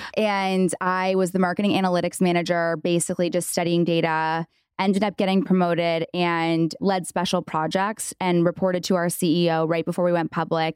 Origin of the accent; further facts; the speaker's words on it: Canada; now in United States; I'm from Canada.